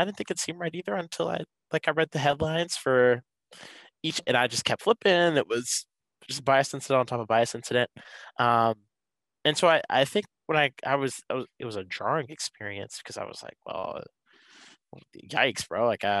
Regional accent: Atlanta, Georgia, United States; moved away as an adult; now in Michigan, United States; I'm originally from Atlanta, Georgia, which is easily the best city represented on this panel.

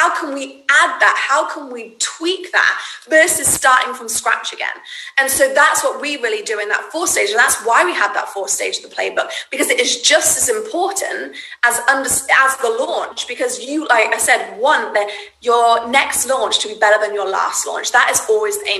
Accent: United Kingdom; now in United States; I'm British

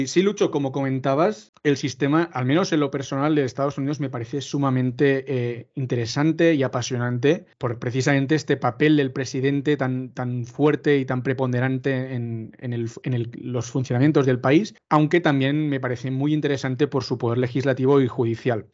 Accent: Spain; nuestra generación, ¿no? la, la generación nacida a partir de los, de 90 y de los 2000, en la que nuestro país nunca ha sufrido una guerra

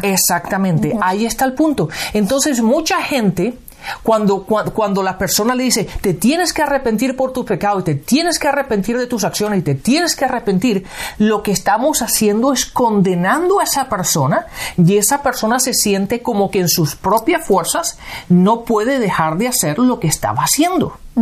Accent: Spain; físicamente nací en España.

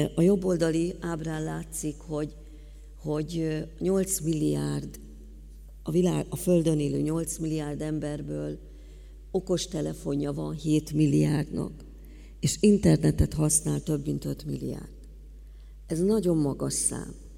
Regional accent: Hungary; mint magyar állampolgárok

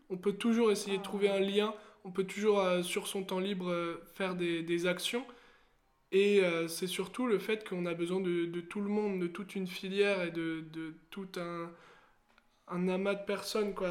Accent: Seine-et-Marne, Île-de-France, France; also born or lived in Haute-Saône; j'ai grandi en Seine-et-Marne, euh, proche euh, de, la, de la banlieue

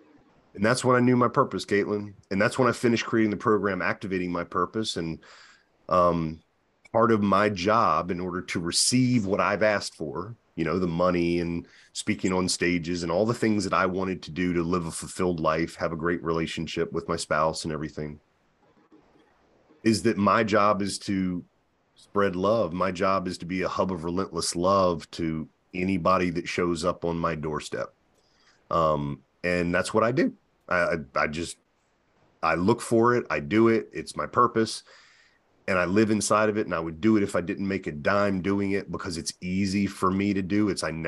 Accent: the South, United States; And I was raised in the Bible Belt, which is very fundamental.

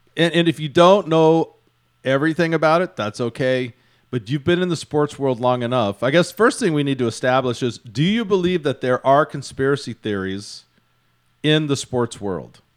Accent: Houston, Texas, United States; my hometown of Houston

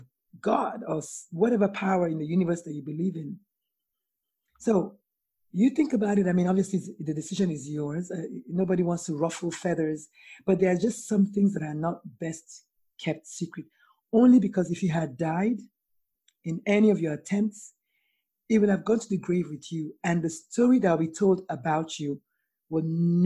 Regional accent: Nigeria; now in United States; I'm Nigerian and I live in America

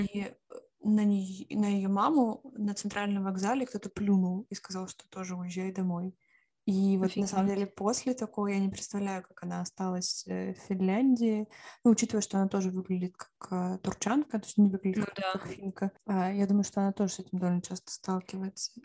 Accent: Siberia, Russia; moved away; also born or lived in Finland; я еще из Сибири

